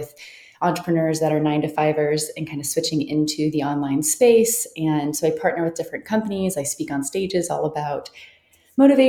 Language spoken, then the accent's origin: English; North Carolina, United States; moved away as an adult; also born or lived in Okinawa, Japan; now in Arizona, United States; I'm from North Carolina